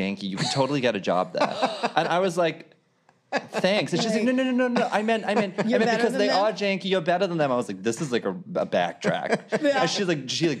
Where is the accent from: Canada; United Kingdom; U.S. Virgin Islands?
United Kingdom; Leeds, Yorkshire and the Humber; moved away as an adult; now in Los Angeles, United States; I grew up in Leeds, which is in the north of England